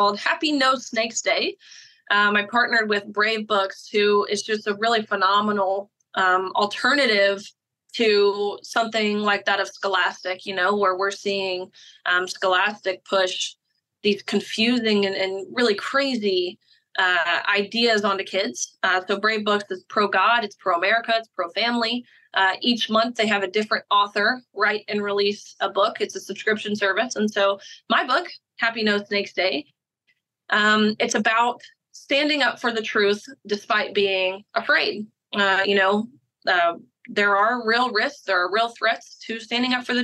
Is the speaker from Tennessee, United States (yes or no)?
yes; Tennessee, United States; Tennessee, my home state